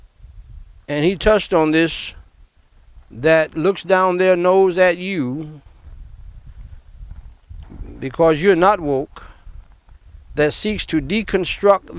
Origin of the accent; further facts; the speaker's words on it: New York, United States; moved away; New York, my hometown where I was born